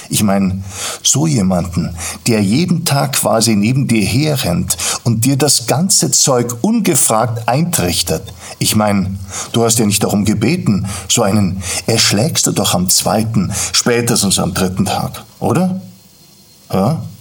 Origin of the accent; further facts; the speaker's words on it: Garching, Bavaria, Germany; Aufgewachsen bin ich in Garching bei München, damals noch ein kleines, recht bäuerliches Dorf.